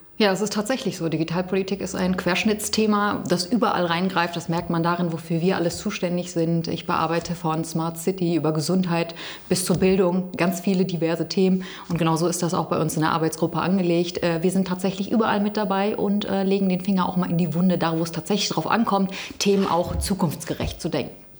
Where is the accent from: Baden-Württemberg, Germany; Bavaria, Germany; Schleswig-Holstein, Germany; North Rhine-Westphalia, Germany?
North Rhine-Westphalia, Germany; Gütersloh district; ich komme ja aus dem Kreis Gütersloh, ein großer Flächenkreis